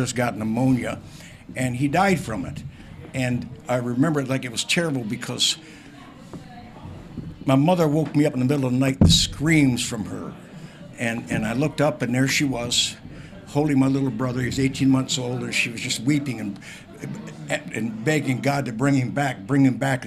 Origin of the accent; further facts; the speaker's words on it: Windsor, Ontario, Canada; now in Toronto, Canada; my hometown